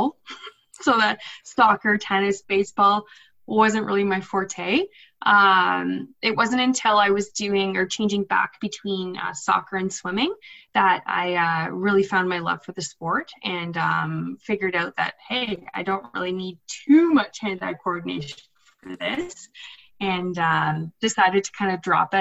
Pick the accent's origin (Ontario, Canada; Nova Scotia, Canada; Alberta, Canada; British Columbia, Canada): Ontario, Canada; Ottawa; also born or lived in Michigan State (university); I live in Ottawa. I grew up in Ottawa, just outside of it, I guess, in Richmond.